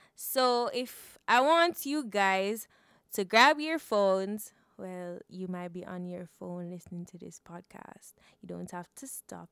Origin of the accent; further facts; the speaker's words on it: Jamaica; growing up in Jamaica